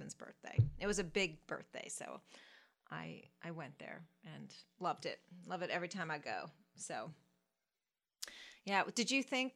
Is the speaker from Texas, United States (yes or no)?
no; Philadelphia, Pennsylvania, United States; now in North Carolina, United States; Philadelphia because that's my hometown